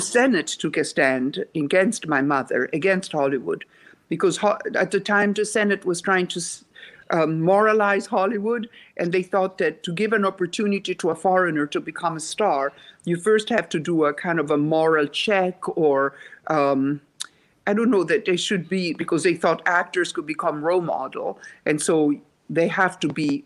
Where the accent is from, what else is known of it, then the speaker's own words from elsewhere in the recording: Rome, Lazio, Italy; English is a second language; moved away as an adult; now in United States; I was born in Rome, Italy